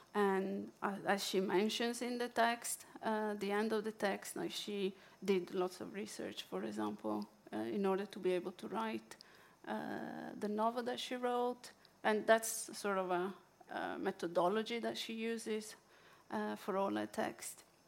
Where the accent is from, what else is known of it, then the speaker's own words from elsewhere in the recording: Italy; accent: Italian; English is a second language; now in Norway; my Italian accent